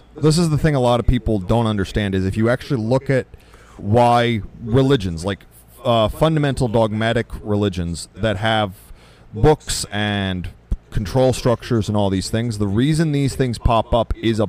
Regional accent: United States; at least as an American

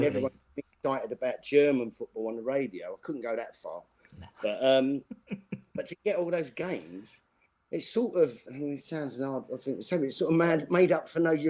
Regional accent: Custom House, London, United Kingdom; I mean, I grew up in Custom House, E16.

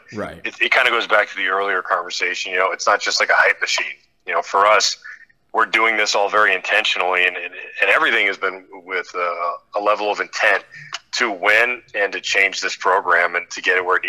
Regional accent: Massachusetts, United States; also born or lived in Maine; now in Connecticut, United States; I'm from Massachusetts.

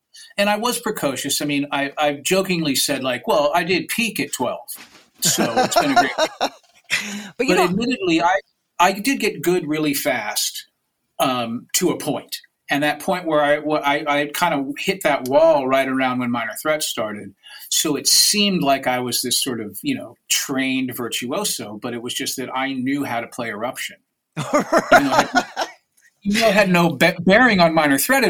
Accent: Washington, District of Columbia, United States; And also that my hometown was a stop for UK punk bands because you're not going to come all the way over just to play New York. And in Washington, D.C., there was an established punk scene.

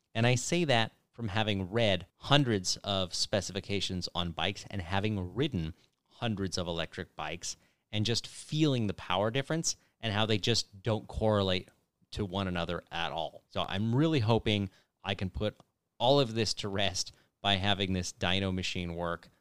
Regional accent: California, United States; born or raised there

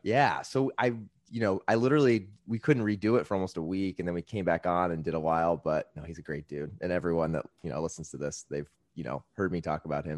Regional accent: Indiana, United States; I grew up in Indiana

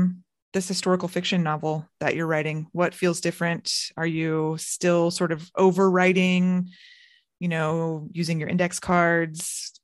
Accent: Orlando, Florida, United States; I'm from Orlando

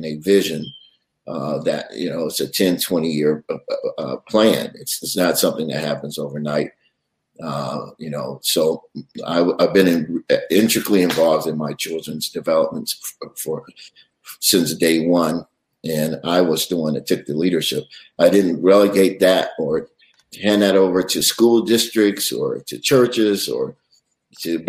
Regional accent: Detroit, Michigan, United States; moved away as an adult; now in New York, United States; I grew up also in a musical family, and all of my sisters and brothers were singers, and we sang in choirs. And we started in Detroit. I was born in Detroit

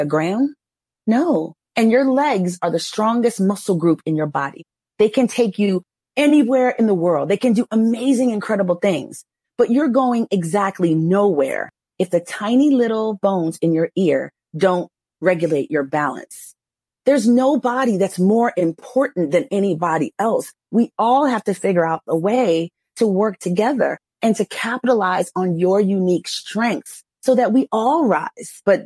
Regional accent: New York, United States; moved away; also born or lived in Texas; I grew up in New York

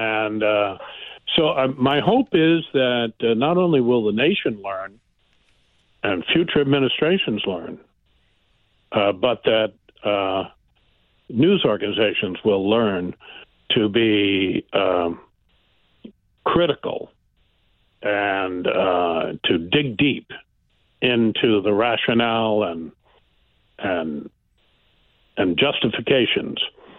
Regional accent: Philadelphia, Pennsylvania, United States; born there; I was born in Philadelphia, Bryn Mawr Hospital, and my father, Red Smith, was then a sports columnist for the Philadelphia Record.

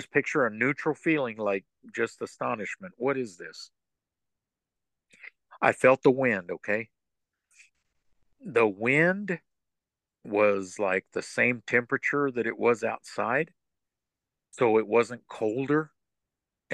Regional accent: West Texas, United States; moved away as an adult; now in East Texas, United States; I'm originally from West Texas

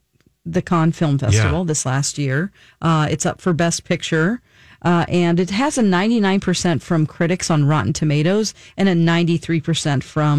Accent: United States; as an American citizen.

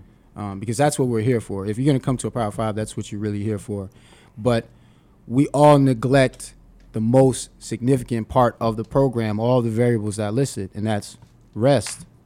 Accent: New York City, New York, United States; me being born and raised in Brooklyn, New York

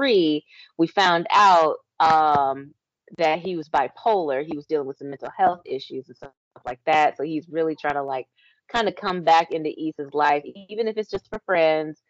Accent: Texas, United States; I'm from Texas

